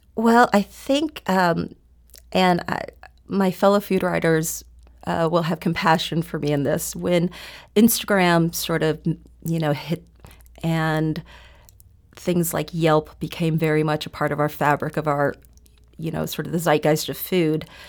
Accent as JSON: {"language": "English", "town": "University City", "region": "Missouri", "country": "United States", "tie": "born or raised there", "also_born_or_lived": "South Korea", "said": "I grew up in University City because my parents decided to buy a home there"}